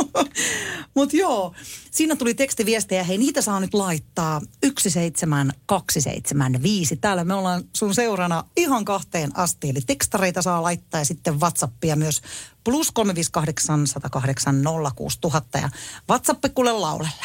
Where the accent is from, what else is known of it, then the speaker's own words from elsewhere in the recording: Tampere, Pirkanmaa, Finland; minähän on asunut na- nuoruuteni Tampereella